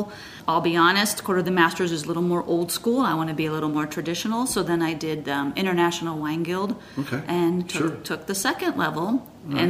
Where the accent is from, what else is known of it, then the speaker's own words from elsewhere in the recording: Big Bear, California, United States; moved away as an adult; also born or lived in Hollywood, California / Santa Cruz, California; now in Utah, United States; I was raised in Big Bear in the mountains above LA.